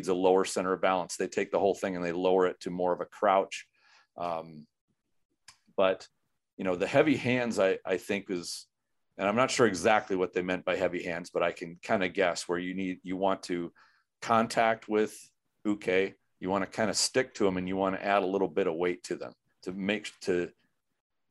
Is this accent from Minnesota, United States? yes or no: yes; Minnesota, United States; I'm from Minnesota